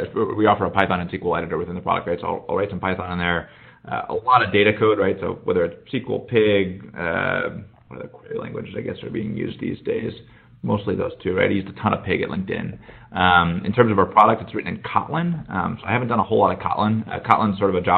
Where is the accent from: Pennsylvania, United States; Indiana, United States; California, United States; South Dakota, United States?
Indiana, United States; Indianapolis; moved away as an adult; also born or lived in Chicago, United States; now in Silicon Valley, United States; originally from Indianapolis